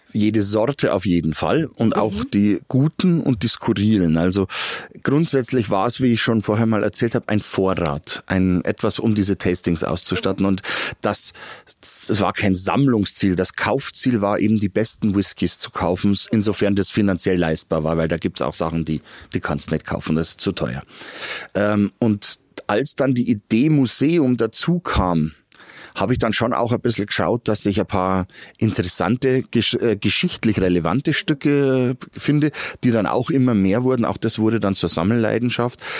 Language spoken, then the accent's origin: German; Garmisch-Partenkirchen, Bavaria, Germany; moved away as an adult; now in Regensburg, Germany; Ursprünglich komme ich aus Patenkirchen. Aber ich bin schon seit 95 in der schönen Domstadt und wollte nicht mehr weg.